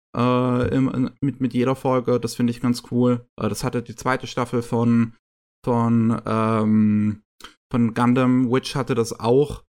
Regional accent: Germany; bei uns in Deutschland

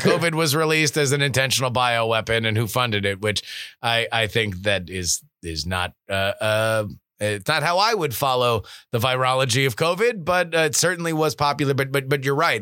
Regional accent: South Florida, United States; I grew up in South Florida

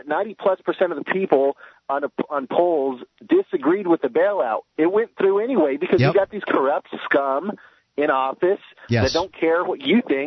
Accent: United States; I'm an American myself, and I could tell you, I live here, I work here, I was raised here

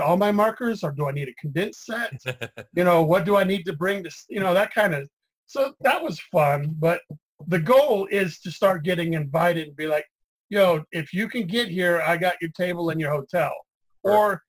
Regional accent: Atlanta, Georgia, United States; I'm from Atlanta

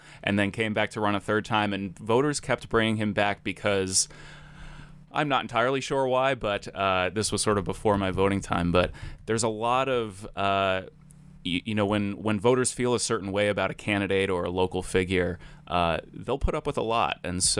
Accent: Providence, Rhode Island, United States; I grew up in Providence, Rhode Island

